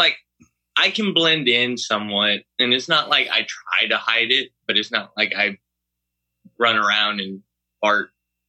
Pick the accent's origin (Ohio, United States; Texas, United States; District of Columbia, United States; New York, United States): Texas, United States; Galveston; But I grew up in Galveston, which is a fairly blue city.